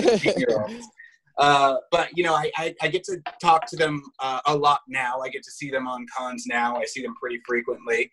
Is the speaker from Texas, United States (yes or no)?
no; Los Angeles, California, United States; growing up in Los Angeles